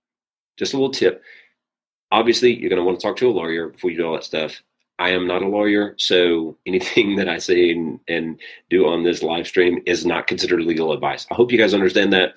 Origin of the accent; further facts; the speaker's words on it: South Arkansas, United States; moved away; I'm from South Arkansas